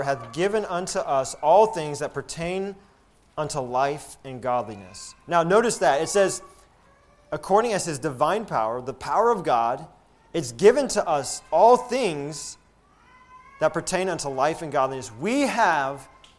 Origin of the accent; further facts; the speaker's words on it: Alabama, United States; So growing up in Alabama, we love college football in Alabama